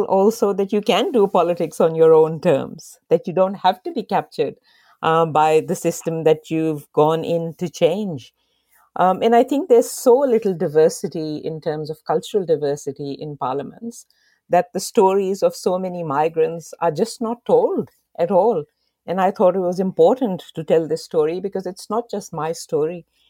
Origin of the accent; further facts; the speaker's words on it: Pakistan; moved away as an adult; now in Australia; when I was growing up in Pakistan